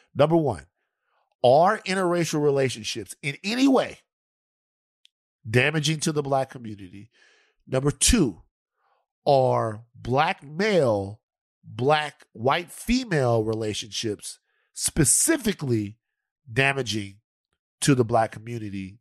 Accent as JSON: {"language": "English", "region": "the South", "country": "United States", "said": "I'm from the South"}